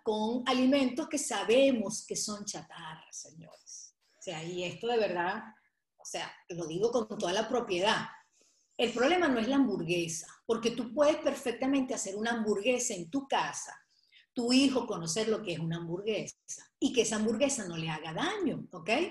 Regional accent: Venezuela; moved away as an adult; also born or lived in Portugal / Nantes, France / Madrid, Spain; now in Weston, United States; nací en Venezuela, a los tres años me fui a Portugal, nos fuimos a Portugal, y luego a los diez años regreso a Venezuela

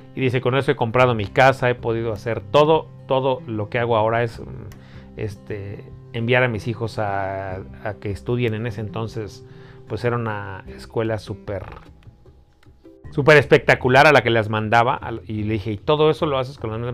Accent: Mexico City, Mexico; yo nací, crecí en Iztapalapa

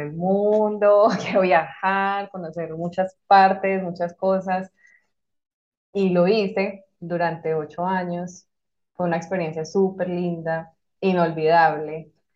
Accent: Colombia; moved away as an adult; also born or lived in Madrid; now in Malta; soy colombiana, actualmente vivo en Malta.

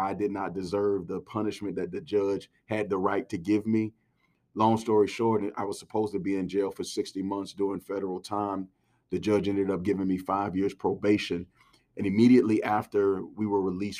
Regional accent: College Park, Georgia, United States; I grew up in College Park, right by the airport, Hartsfield International Airport in Atlanta

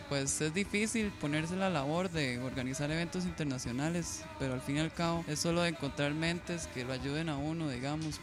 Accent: Costa Rica; somos de Costa Rica

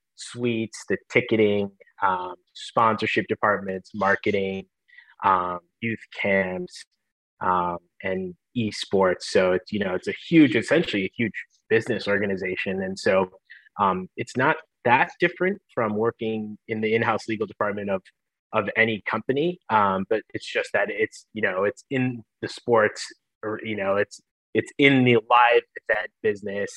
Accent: Michigan, United States; moved away as an adult; also born or lived in Los Angeles; born and raised in Michigan

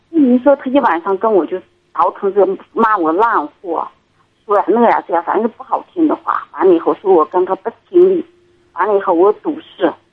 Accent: Inner Mongolia, China; 我内蒙的

